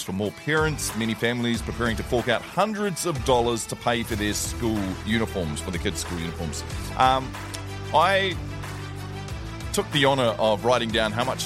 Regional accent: Toowoomba, Queensland, Australia; I was born in Toowoomba

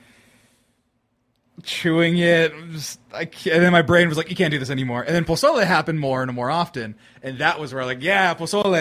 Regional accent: Central Valley, California, United States; I'm from the Central Valley. It's literally fruits, vegetables, cows, and dairy and stuff like that.

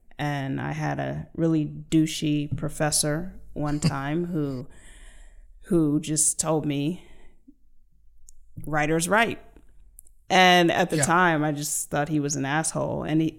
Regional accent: Germany; born there; also born or lived in United States; my dad was in the military, so I lived all over the world. I was born in Germany

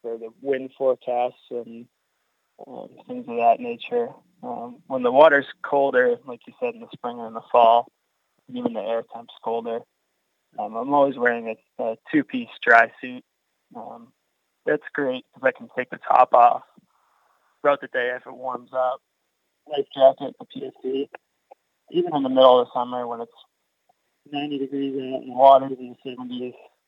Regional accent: Franklin, Massachusetts, United States; I grew up in Franklin, a little ways away from the Cape

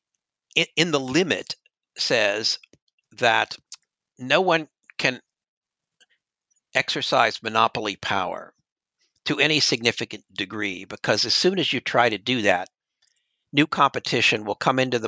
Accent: Cincinnati, Ohio, United States; in his hometown of Cincinnati, Ohio, which is also my hometown

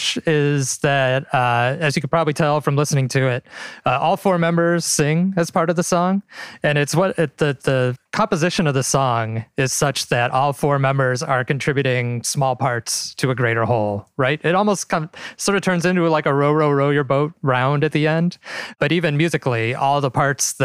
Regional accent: Midwest, United States; I'm from the Midwest. I've always lived in the Midwest.

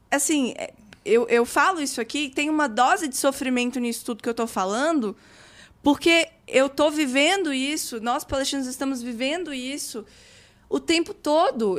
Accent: Brazil; Eu nasci aqui no Brasil

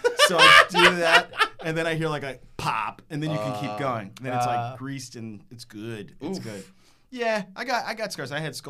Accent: Texas, United States; now in Brooklyn, United States; I was raised in Texas

